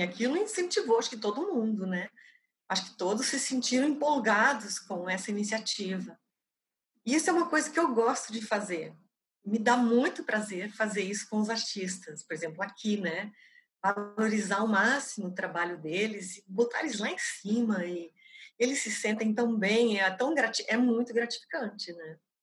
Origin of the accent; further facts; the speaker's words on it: Novo Hamburgo, Rio Grande do Sul, Brazil; Nasci em Novo Hamburgo, uma pequena cidade do Rio Grande do Sul, bem próxima de Porto Alegre.